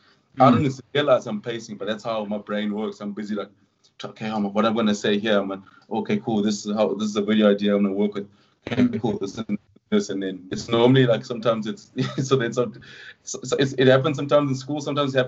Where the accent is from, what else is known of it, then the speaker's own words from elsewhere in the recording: London, United Kingdom; born there; I'm like, "No, it's not true. I was born in East London."